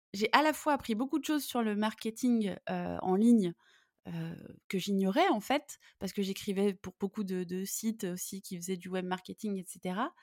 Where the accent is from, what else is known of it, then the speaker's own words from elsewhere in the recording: Lyon, Auvergne-Rhône-Alpes, France; moved away as an adult; also born or lived in Italy; je suis lyonnaise et je suis passionnée par ma ville